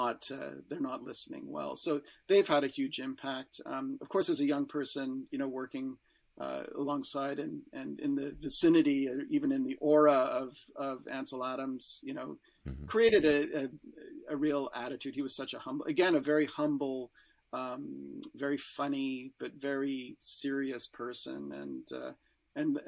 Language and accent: English; Canada; as a Canadian